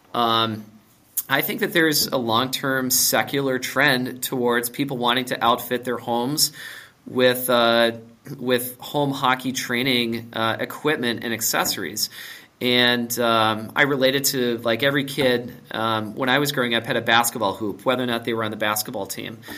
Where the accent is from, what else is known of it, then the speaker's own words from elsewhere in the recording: Minnesota, United States; I grew up in Minnesota. I went to Wayzata High School.